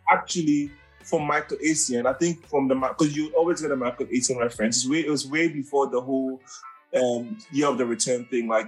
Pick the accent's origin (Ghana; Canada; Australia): Ghana; now in United Kingdom; I'm from Ghana